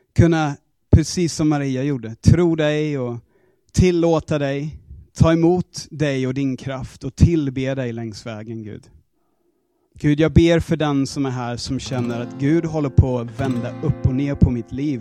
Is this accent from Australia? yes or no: yes; Australia; Swedish is a second language; moved away as an adult; now in Sweden; alla mina grejer hemma i Australien